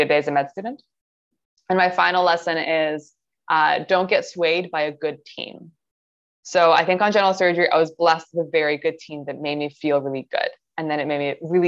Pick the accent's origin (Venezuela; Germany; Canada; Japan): Canada; Toronto, Ontario; I'm from Toronto. I lived in Toronto my entire life